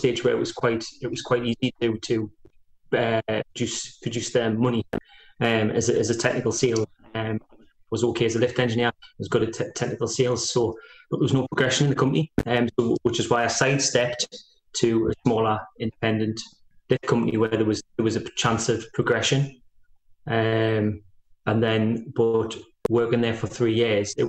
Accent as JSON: {"language": "English", "area": "Walkerville", "region": "North East England", "country": "United Kingdom", "tie": "born or raised there", "said": "I grew up in Walkerville"}